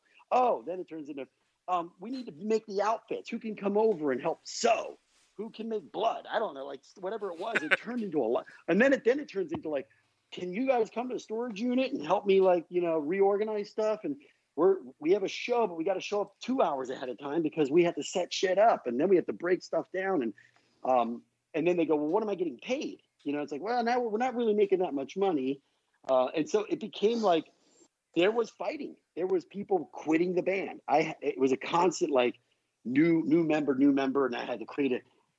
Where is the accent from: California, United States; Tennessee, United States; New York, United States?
California, United States; Palmdale; we're all from Palmdale. And by the time I got done, our band was really equal to half the population of Palmdale.